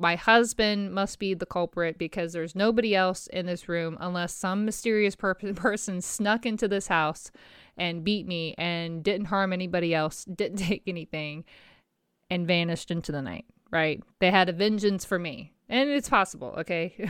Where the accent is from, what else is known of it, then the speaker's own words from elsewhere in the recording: Virginia, United States; my hometown, Pecos, Virginia